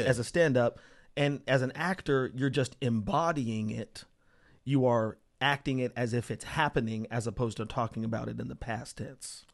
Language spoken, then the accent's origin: English; Las Vegas, Nevada, United States; also born or lived in Portales, New Mexico; I grew up in a town called Las Vegas, Nevada